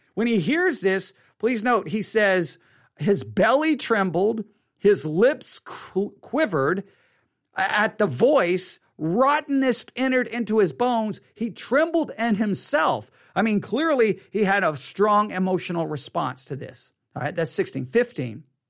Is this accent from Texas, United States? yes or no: yes; Buffalo Gap, Texas, United States; also born or lived in Tuscola, Texas; I grew up in Buffalo Gap